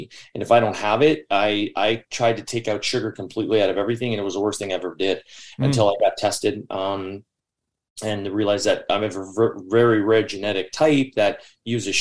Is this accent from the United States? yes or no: no; Newmarket, Ontario, Canada; also born or lived in Queensville, Ontario / Richmond Hill, Ontario; I was born in Newmarket, Ontario, and the first 9 to 10 years of my life, I lived in Queensville